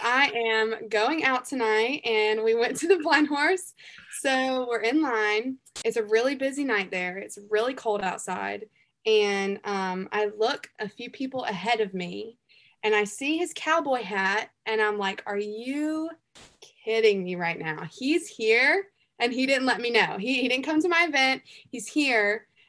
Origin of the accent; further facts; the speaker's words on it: the South, United States; I'm from the South. Like some people say, I talk like a hick